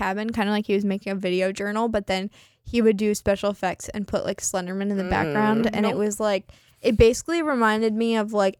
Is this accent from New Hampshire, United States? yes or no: no; California, United States; I'm from California